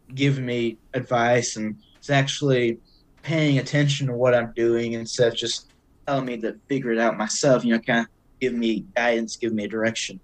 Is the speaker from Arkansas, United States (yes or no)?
yes; Cabot, Arkansas, United States; moved away as an adult; now in Eureka Springs, United States; so I'm originally from Cabot, Arkansas. I've lived in Cabot my whole life